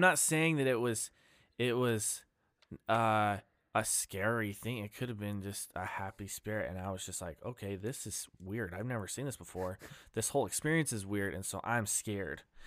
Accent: Ammon, Idaho, United States; I grew up in Idaho, fa-, well, I grew up in Am in Idaho

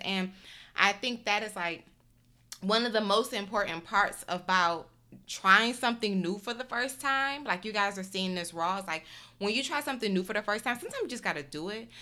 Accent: Detroit, Michigan, United States; moved away; also born or lived in Chicago / Houston / New York; I grew up in Detroit

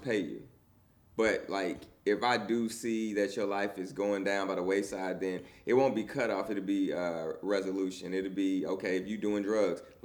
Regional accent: United States; I'm American

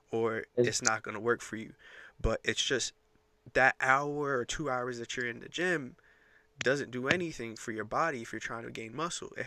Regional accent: New York, United States; I'm a DJ. I'm from New York.

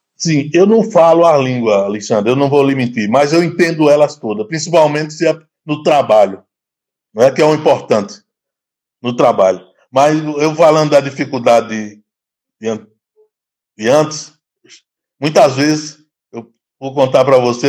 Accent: Juazeiro, Bahia, Brazil; moved away as an adult; now in Gambia; eu sou da, da Bahia, Juazeiro. Hã? me formei em, em Juazeiro mesmo

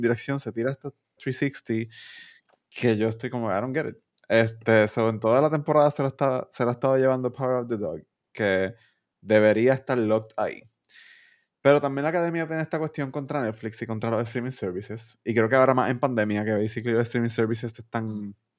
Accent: Puerto Rico; nosotros como boricuas

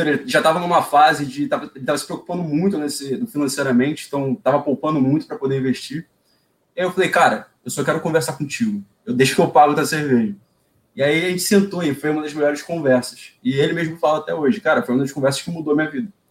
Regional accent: Rio de Janeiro, Brazil; Eu sou daqui.

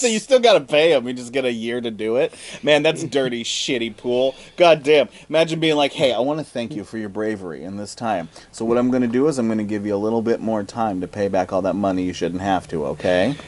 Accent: Montana, United States; moved away; I'm originally from Montana

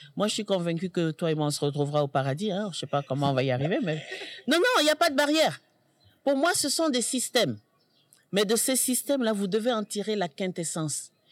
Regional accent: Senegal; en tant que Sénégalaise, mère et grand-mère

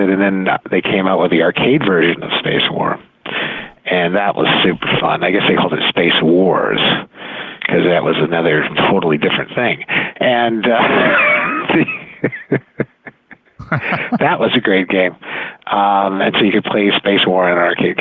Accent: Silicon Valley, California, United States; now in Glenview, United States; I grew up out in Silicon Valley, and as a kid, I would hang around Stanford University

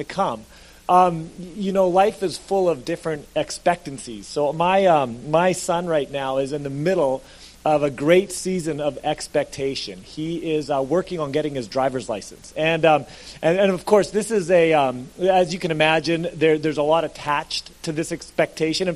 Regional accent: Alberta, Canada; moved away as an adult; now in British Columbia, Canada; I was from Alberta

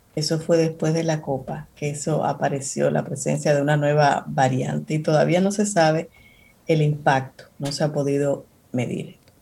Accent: Cibao, Dominican Republic; tú y yo que somos cibaeños

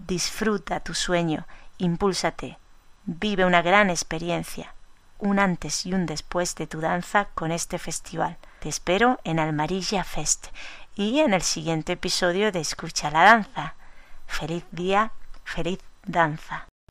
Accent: Almería, Andalusia, Spain; mi tierra, Almería

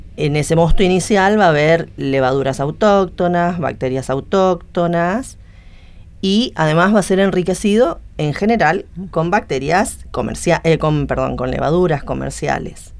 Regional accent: Misiones, Argentina; moved away as an adult; now in Buenos Aires, Argentina; Nací en Misiones y vine acá a Buenos Aires buscando posgrado y me quedé

